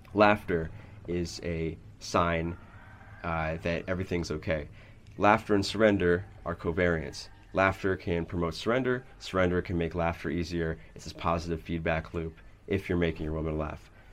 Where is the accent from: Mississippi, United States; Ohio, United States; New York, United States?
New York, United States; New York City; I grew up in New York City